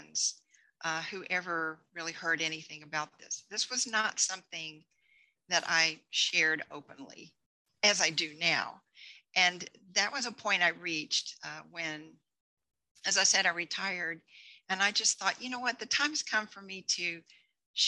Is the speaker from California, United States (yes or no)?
no; Texas, United States; moved away as an adult; now in Colorado, United States; I grew up in Texas